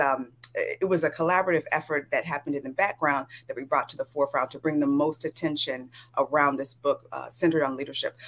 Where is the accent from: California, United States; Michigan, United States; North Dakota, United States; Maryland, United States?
California, United States; I grew up in California